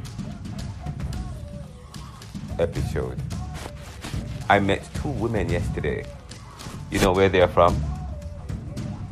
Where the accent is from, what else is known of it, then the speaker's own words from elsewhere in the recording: Jamaica; moved away as an adult; now in United States; I'm from Jamaica